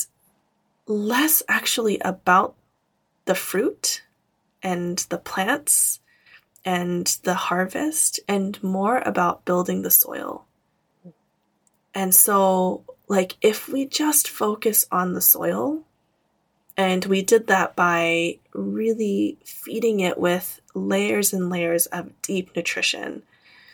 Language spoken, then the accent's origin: English; Camarillo, California, United States; my hometown in Camarillo